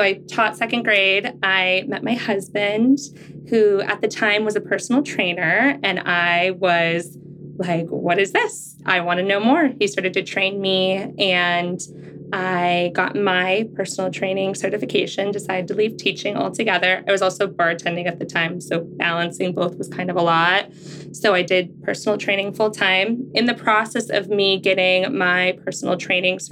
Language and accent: English; Tucson, Arizona, United States; now in Gilbert, United States; I was born and raised in Tucson, Arizona